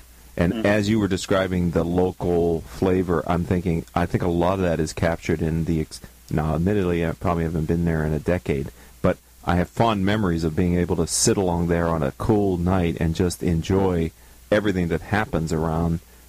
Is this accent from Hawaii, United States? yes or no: no; Pittsburgh, Pennsylvania, United States; I'm from Pittsburgh